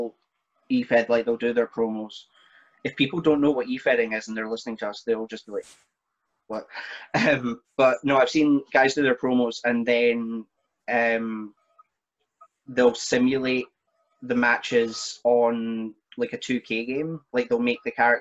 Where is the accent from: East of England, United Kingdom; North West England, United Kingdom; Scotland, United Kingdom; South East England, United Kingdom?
Scotland, United Kingdom; Perth; my hometown in Perth